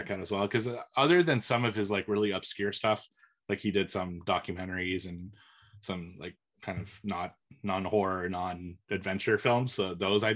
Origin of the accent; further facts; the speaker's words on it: Montreal, Quebec, Canada; I grew up in Montreal